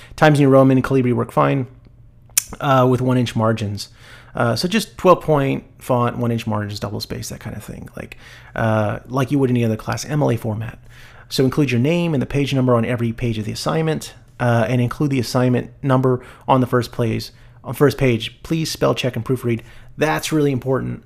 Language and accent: English; El Paso, Texas, United States; I was born in El Paso